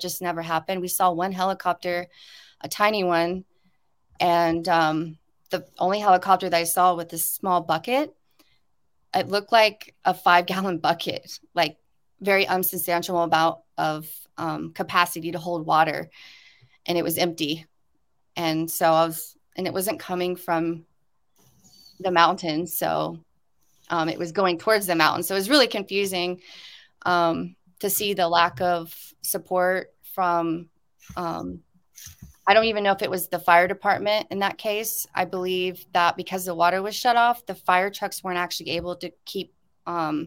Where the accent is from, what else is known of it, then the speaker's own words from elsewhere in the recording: South Carolina, United States; now in Hawaii, United States; I grew up in Hurricane Alley in South Carolina, the southeast.